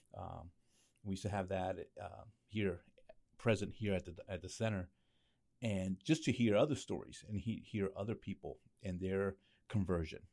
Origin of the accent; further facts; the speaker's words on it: Lancaster, Pennsylvania, United States; also born or lived in New York; I was born in New York, but raised in, in Lancaster